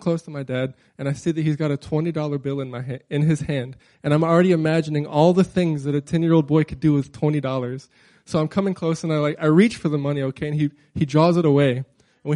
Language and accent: English; Crowley, Louisiana, United States; now in Anchorage, United States; I grew up in South Louisiana, okay? Crowley, Louisiana